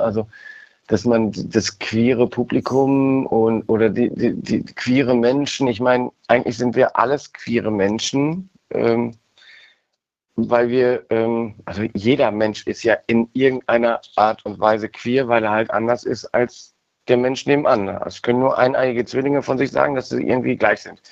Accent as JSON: {"language": "German", "town": "Cologne", "region": "North Rhine-Westphalia", "country": "Germany", "tie": "born or raised there", "said": "in meiner Heimatstadt äh, Köln"}